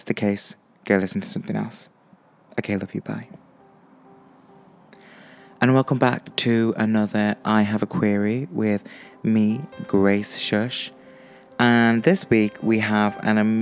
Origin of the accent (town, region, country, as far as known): Stoke-on-Trent, West Midlands, United Kingdom